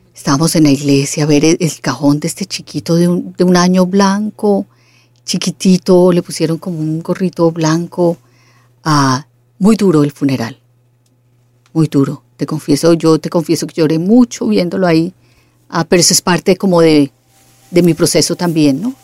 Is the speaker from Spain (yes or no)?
no; Colombia; yo soy colombiana